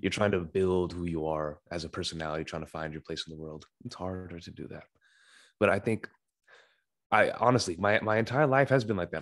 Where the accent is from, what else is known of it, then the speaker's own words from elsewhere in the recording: Sacramento, California, United States; I was born and still reside in Sacramento, California, U S A.